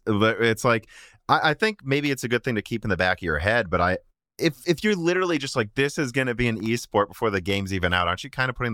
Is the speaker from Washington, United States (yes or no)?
no; Illinois, United States; I grew up in Central Illinois.